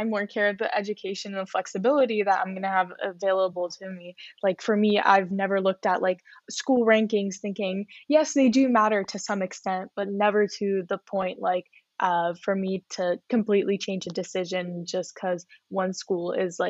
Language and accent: English; Canada; I come from a country where, for me, I come from Canada.